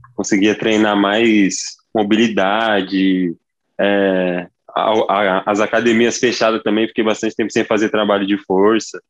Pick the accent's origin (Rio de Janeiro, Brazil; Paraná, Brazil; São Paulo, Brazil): São Paulo, Brazil; Ribeirão Preto; Eu sou nascido em Ribeirão